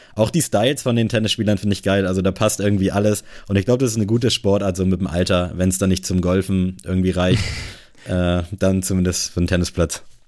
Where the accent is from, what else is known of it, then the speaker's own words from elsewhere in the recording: Buxtehude, Lower Saxony, Germany; bei uns in Buxtehude